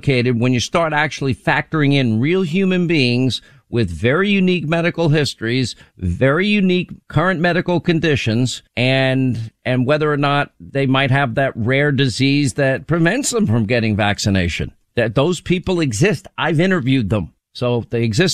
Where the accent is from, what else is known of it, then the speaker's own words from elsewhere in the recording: United States; I'm an American